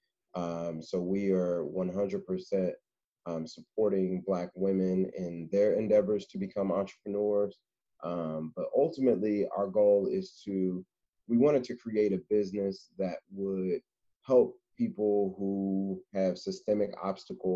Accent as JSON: {"language": "English", "town": "Indianapolis", "region": "Indiana", "country": "United States", "tie": "born or raised there", "moved": "yes", "lives_now": "Cincinnati, United States", "said": "Born and raised in Indianapolis, Indiana, and currently living in Cincinnati, Ohio"}